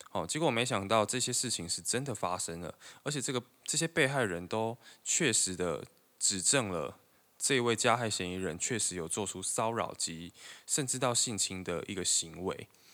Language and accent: Chinese; Taiwan; 我们一个台湾人，我们德语不太好的情况下